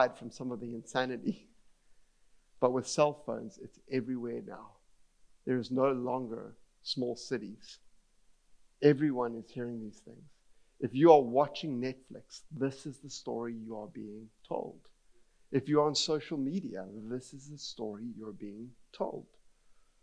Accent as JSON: {"language": "English", "town": "Cape Town", "region": "Western Cape", "country": "South Africa", "said": "I'm from Cape Town"}